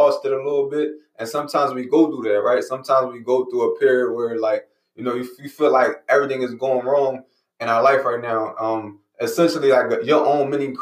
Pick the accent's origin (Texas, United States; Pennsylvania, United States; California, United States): Pennsylvania, United States; Philadelphia; I'm from Philly, right? I live in Philly, so Philadelphia